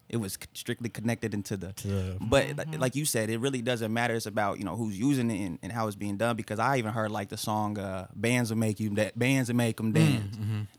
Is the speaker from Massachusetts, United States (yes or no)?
no; Tulsa, Oklahoma, United States; also born or lived in Claremore; I'm from Tulsa. Mm-hmm. I moved to Claremore when I was, like, on my way to 7th, 8th grade. Because I was a little knucklehead, living with my mom, single mother, three children, East Tulsa, 31st and Garnett area.